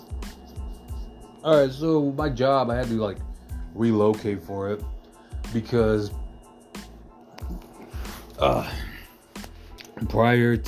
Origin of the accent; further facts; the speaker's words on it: United States; I am American